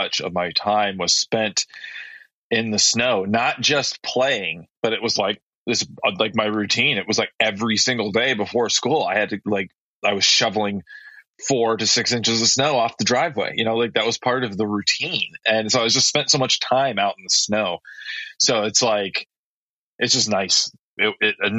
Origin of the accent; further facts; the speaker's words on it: Michigan, United States; moved away; growing up in Michigan